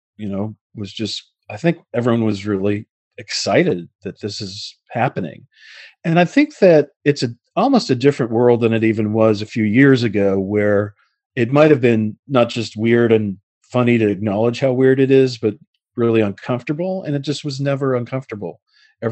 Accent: Connecticut, United States; also born or lived in Queens, New York; now in Los Angeles, United States; I grew up in Connecticut, so I wasn't too far away from her, but then I moved all over the country, currently ended up in Los Angeles

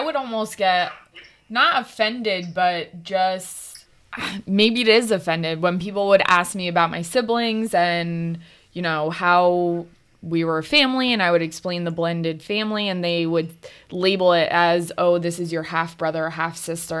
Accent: New Jersey, United States; also born or lived in Old Bridge, New Jersey; once we moved from Old Bridge up to North Jersey

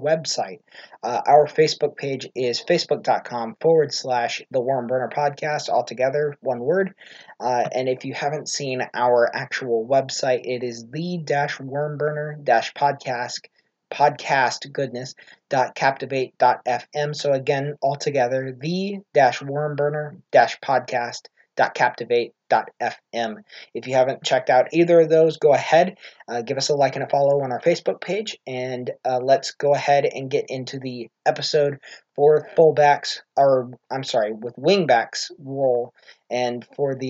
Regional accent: United States; being an American

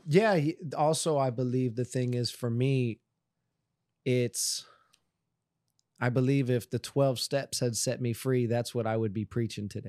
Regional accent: Miramar, Florida, United States; I grew up in Miramar

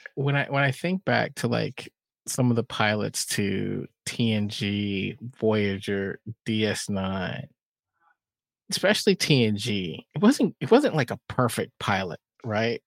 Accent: Texas, United States; I grew up in Texas.

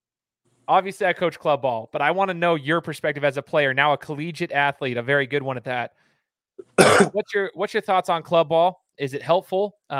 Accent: Idaho, United States; I born and raised in Idaho

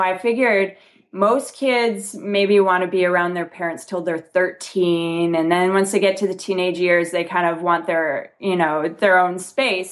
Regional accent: Canada; moved away; I'm actually from Canada originally

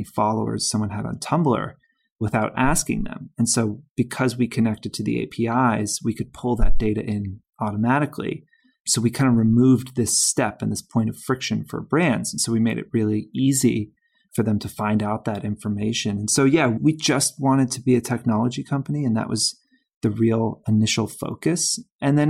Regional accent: Georgia, United States; moved away; I'm from Georgia

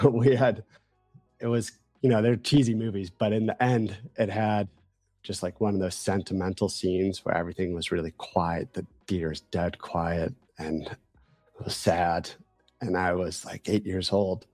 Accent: outside Chicago, Illinois, United States; I'm from Midwest, grew up eating spaghetti outside Chicago

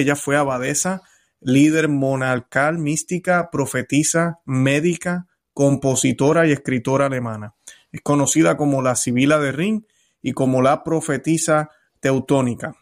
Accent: Puerto Rico; now in Florida, United States; Cuando yo estaba en mi país, en Puerto Rico

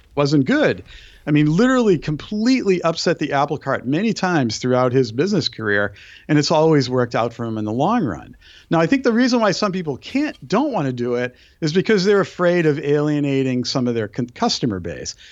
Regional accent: Brookline, Massachusetts, United States; moved away; I grew up on the East Coast, so my f, I grew up in a town where, where John Kennedy was actually

